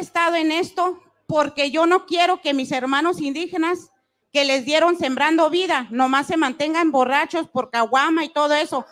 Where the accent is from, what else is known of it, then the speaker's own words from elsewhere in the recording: Chihuahua, Mexico; yo soy del estado de Chihuahua y soy 100% rarámuri